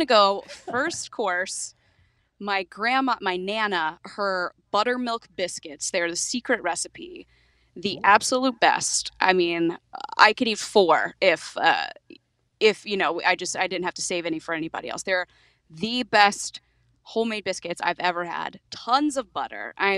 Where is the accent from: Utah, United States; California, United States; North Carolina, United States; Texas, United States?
North Carolina, United States; Well, I grew up. I mean, I grew up here in North Carolina. We had Sunday lunch every Sunday at my grandmother's house.